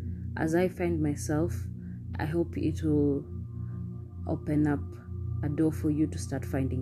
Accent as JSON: {"language": "English", "region": "Nairobi", "country": "Kenya", "tie": "born or raised there", "said": "my journey of being born in Nairobi, Kenya"}